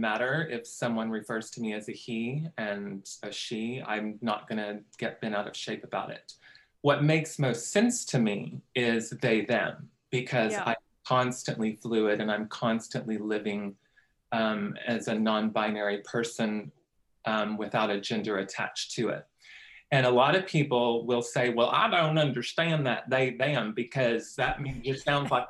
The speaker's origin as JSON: {"language": "English", "town": "Cordell", "region": "Oklahoma", "country": "United States", "tie": "born or raised there", "said": "I grew up in Cordell, which is down there by southwestern Oklahoma"}